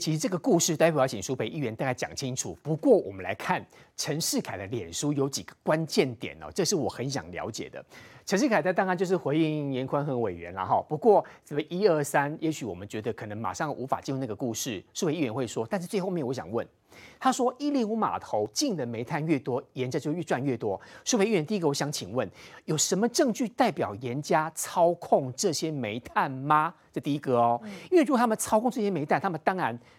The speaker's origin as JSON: {"language": "Chinese", "region": "Taichung", "country": "Taiwan", "said": "第二个是让我们台中人都非常生气的空气污染的问题。"}